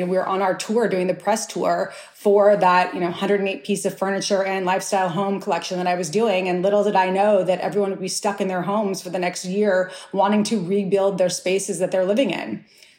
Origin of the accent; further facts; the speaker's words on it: Santa Barbara, California, United States; You know, I grew up in Santa Barbara, California.